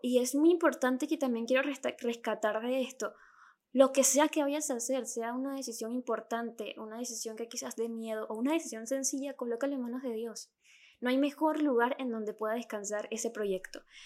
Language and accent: Spanish; Venezuela; accent: Venezuelan; Yo soy venezolana